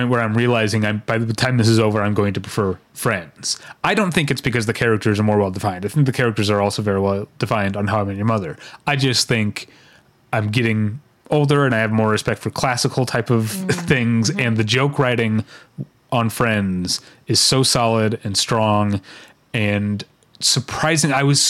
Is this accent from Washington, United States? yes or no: no; Philadelphia, Pennsylvania, United States; now in Atlanta, United States; Because I'm originally from Philadelphia, living in Atlanta.